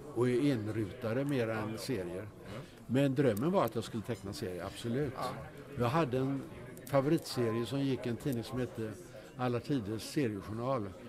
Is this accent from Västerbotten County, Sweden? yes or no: no; Gothenburg, Västra Götaland, Sweden; also born or lived in Stockholm; Jag är född i Göteborg